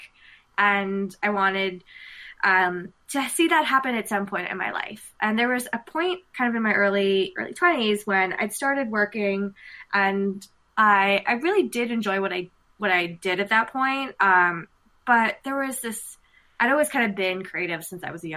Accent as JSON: {"language": "English", "country": "United States", "said": "being Indian American"}